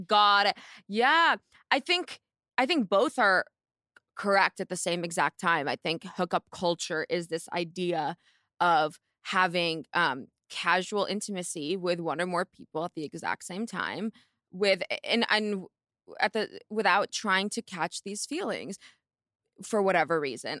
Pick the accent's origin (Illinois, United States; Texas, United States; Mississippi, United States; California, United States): California, United States; Palo Alto; I'm from Palo Alto